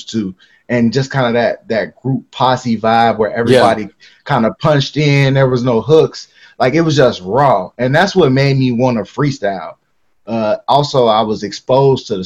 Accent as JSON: {"language": "English", "town": "Harvey", "region": "Illinois", "country": "United States", "tie": "born or raised there", "said": "I was born in Harvey. It's about, let's say, 25 minutes from downtown Chicago"}